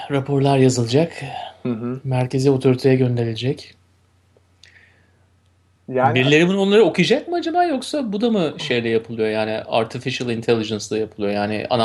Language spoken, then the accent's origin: Turkish; Turkey; Güzelim Türkiye ile evet başlayalım. Memleketimle.